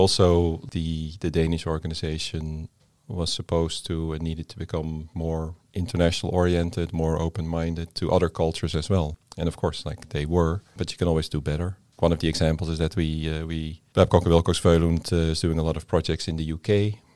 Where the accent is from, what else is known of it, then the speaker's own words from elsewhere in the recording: Netherlands; moved away as an adult; now in Denmark; I come from the Netherlands.